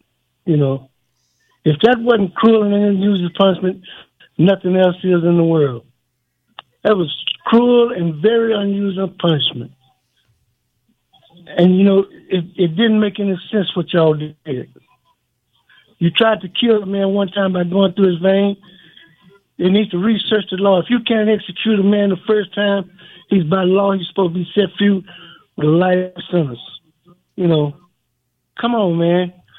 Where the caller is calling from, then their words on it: Texas, United States; Well, I just called to tell all the fellas hello. I'm from Luskin and Styles Unit.